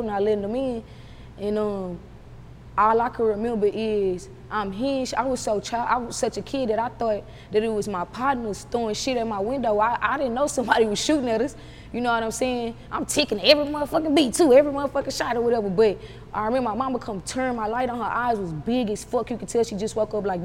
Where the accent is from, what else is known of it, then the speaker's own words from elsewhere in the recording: United States; I'm actually from Magnolia